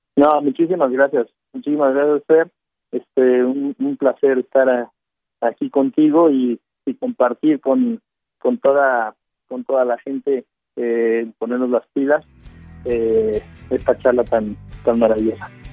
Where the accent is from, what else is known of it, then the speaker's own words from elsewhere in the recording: Mexico; nosotros los mexicanos